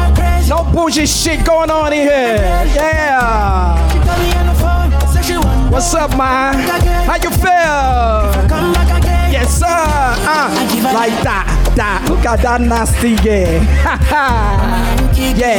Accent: Chicago, Illinois, United States; born and raised in Chicago. Like your boy here

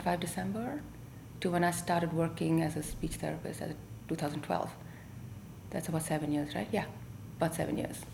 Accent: Delhi, India; also born or lived in Tamil Nadu; now in United States; We grew up in Delhi as Tamilians, as immigrants ourselves up north

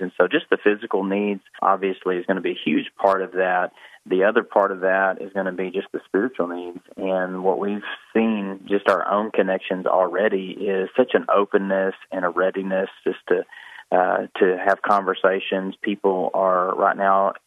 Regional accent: Jonesboro, Arkansas, United States; I grew up in Jonesboro.

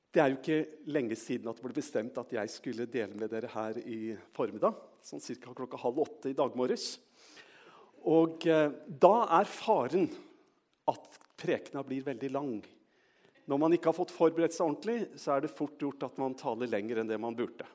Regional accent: Trøndelag, Norway; moved away; jeg er trønder

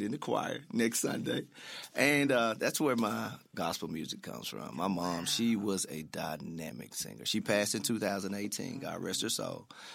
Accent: Memphis, Tennessee, United States; also born or lived in Houston, Texas; I grew up in the Mound

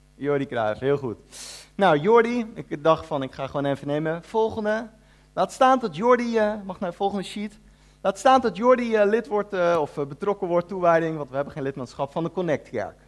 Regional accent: The Hague, South Holland, Netherlands; moved away as an adult; also born or lived in Ede; ik kom uit Den Haag. En toen ik daar gewoon een jaartje of 17 was

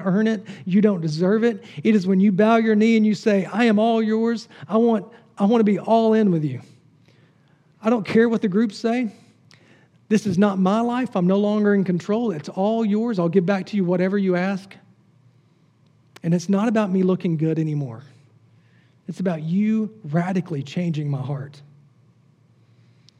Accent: the South, United States; I grew up in the South

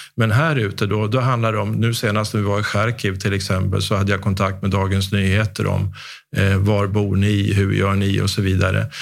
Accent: Sweden; hur vi har det här hemma i Sverige.

